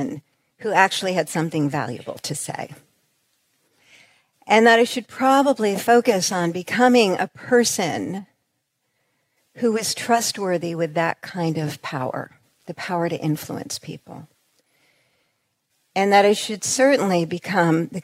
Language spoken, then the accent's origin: English; New York, United States; we're from New York.